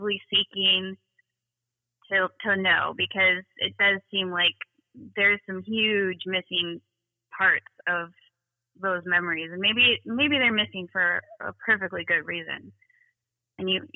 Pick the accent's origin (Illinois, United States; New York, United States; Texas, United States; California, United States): California, United States; moved away as an adult; also born or lived in East Coast; Moved away from California, moved to the East Coast, and started kind of living my life as an adult